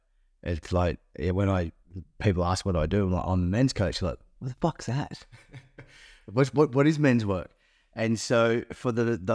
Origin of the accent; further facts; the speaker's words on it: Toowoomba, Queensland, Australia; I remember driving back to my country town I grew up in Toowoomba, got to the bottom of the range, and my whole body shut down and collapsed.